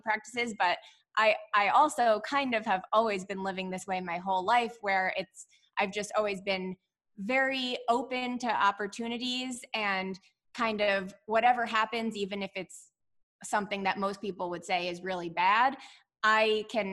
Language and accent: English; New York City suburbs, United States; moved away as an adult; also born or lived in St. Louis, Missouri; So I'm from New York City. Grew up then in the suburbs right outside the city.